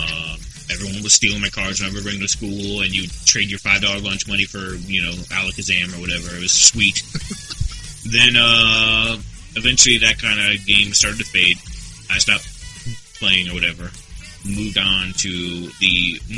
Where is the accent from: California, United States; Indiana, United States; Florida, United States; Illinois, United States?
Indiana, United States; Gary; moved away; also born or lived in Dayton, Ohio; my family moved to Chicago, Chicago land area, because they currently live in Gary, Indiana, which is a shithole